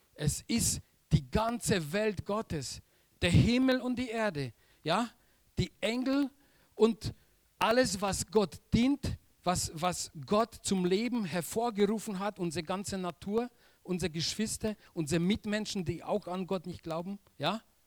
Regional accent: Silesian Voivodeship, Poland; German is a second language; moved away as an adult; now in Germany; Ich komme aus Polen

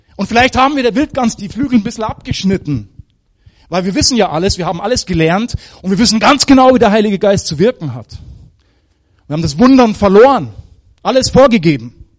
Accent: Germany; moved away; also born or lived in Africa; als Deutsche

